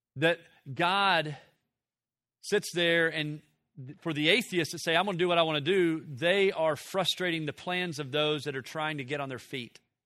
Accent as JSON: {"language": "English", "region": "Tennessee", "country": "United States", "tie": "born or raised there", "said": "I grew up in Tennessee in the, in the late sixties, seventies"}